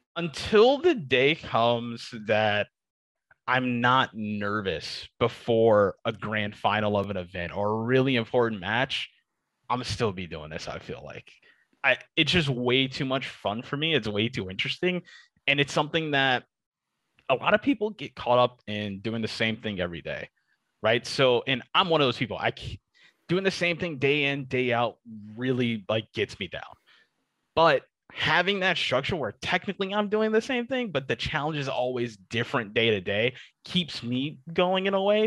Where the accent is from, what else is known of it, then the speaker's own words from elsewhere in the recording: Detroit, Michigan, United States; my hometown, Detroit, Michigan